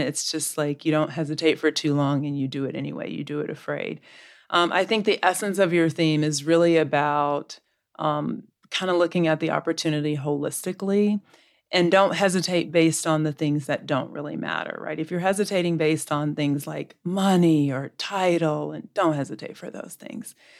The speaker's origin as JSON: {"language": "English", "region": "Southeastern US", "country": "United States", "also_born_or_lived": "Florida / Georgia", "moved": "yes", "lives_now": "Texas, United States", "said": "I'm a Southeastern girl, but I now live in the great state of Texas"}